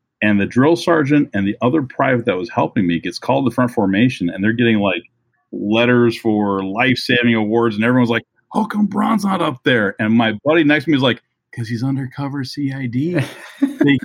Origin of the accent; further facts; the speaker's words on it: Minnesota, United States; I'm from Minnesota